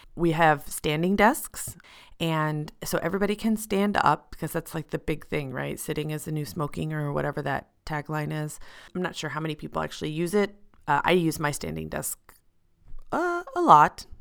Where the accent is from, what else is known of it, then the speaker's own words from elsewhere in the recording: United States; moved away as an adult; now in Switzerland; I'm an American professional living and working in Switzerland